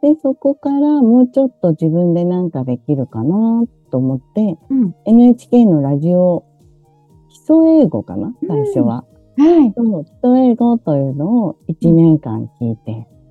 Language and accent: Japanese; Hitachi, Ibaraki, Japan; moved away as an adult; also born or lived in Europe; 高校まで、は茨城県の日立市というところで育ったんですけれども